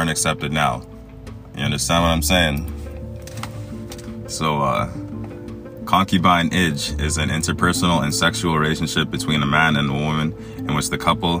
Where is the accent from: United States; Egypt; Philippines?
Egypt; I was born in Egypt.